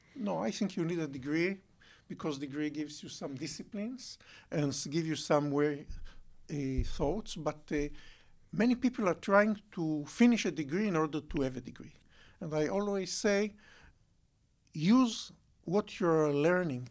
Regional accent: Bat Yam, Tel Aviv District, Israel; also born or lived in Holon; I grew up, uh, in Batiam and Jolón

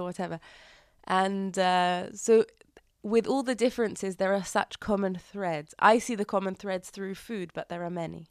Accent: London, United Kingdom; now in Herzliya, Israel; growing up in London and then moving here

